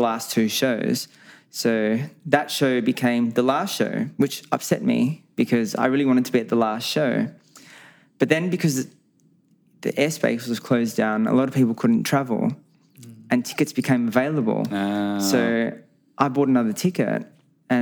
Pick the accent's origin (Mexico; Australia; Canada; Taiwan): Australia; accent: Australian; also born or lived in Lisbon, Portugal; my parents migrated to Australia when I was one. So I've been in Australia my whole life